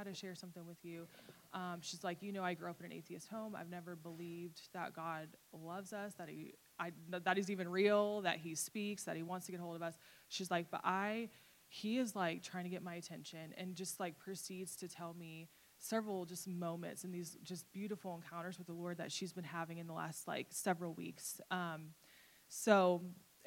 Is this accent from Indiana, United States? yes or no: yes; Fort Wayne, Indiana, United States; moved away; I went back home to visit my family. I'm from Fort Wayne, Indiana area